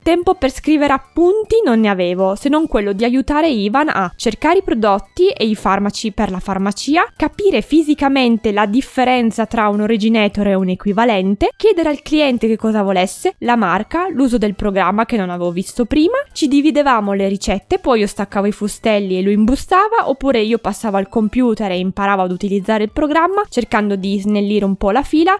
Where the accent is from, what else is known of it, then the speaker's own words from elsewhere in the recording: a town in the province of Turin, Piedmont, Italy; nel mio paese in cui sono nata